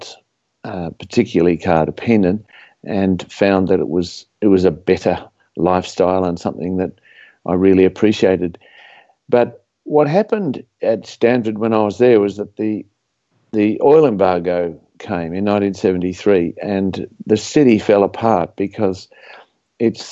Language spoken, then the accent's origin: English; Australia; I was grew up as an Australian suburban person